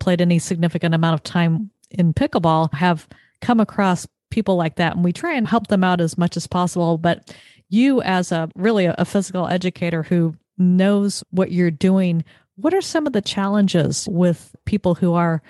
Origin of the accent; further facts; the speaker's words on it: Southern California, United States; I'm in my late 50s and I grew up in Southern California